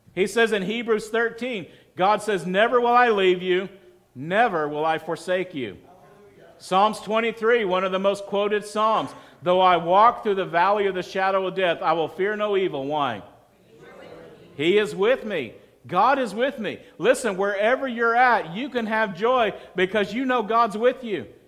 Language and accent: English; Texas, United States; moved away; also born or lived in Colorado Springs; I'm from Texas